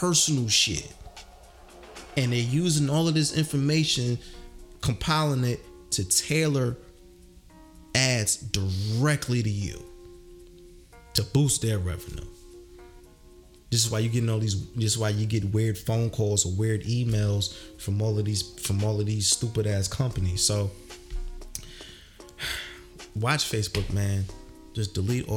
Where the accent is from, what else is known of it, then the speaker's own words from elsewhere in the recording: New Jersey, United States; I'm from Jersey